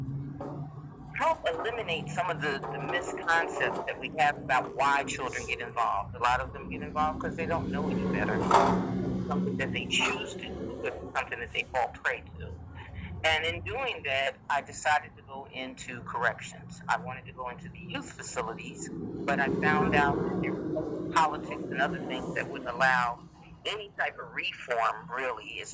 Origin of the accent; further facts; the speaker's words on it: Newark, New Jersey, United States; moved away as an adult; now in Fayetteville, United States; homebred from Newark, New Jersey